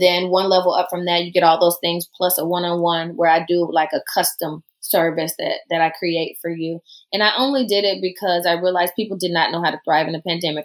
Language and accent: English; the South, United States; accent: southern; I don't drop my southern accent